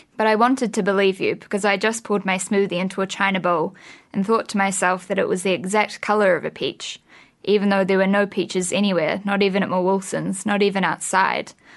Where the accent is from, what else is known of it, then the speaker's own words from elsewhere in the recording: Wellington, New Zealand; also born or lived in Australia; I was born in Australia, but I've lived in Wellington since I was like two. So yeah, I'm definitely a Wellington girl.